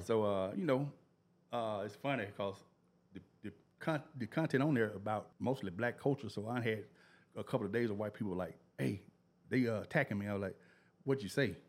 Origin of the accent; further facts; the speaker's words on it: Memphis, Tennessee, United States; also born or lived in Olive Branch, Mississippi / Whitehaven, Memphis; I was born in Orange Mound